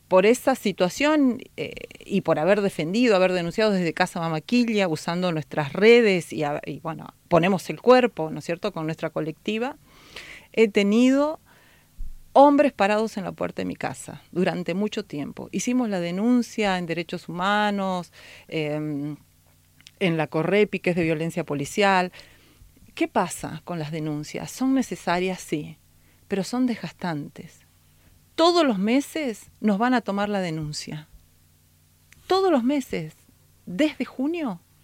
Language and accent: Spanish; Jujuy, Argentina; traigo un saludo desde mi tierra, Jujuy, Argentina, el norte